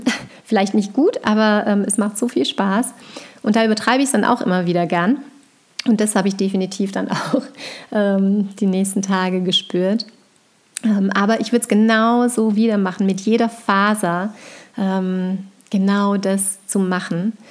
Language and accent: German; Tyrol, Austria; dreieinhalb Stunden ähm, in Tirol bin, in meinem Heimatort bei meinen Eltern, dass wir da auftanken können.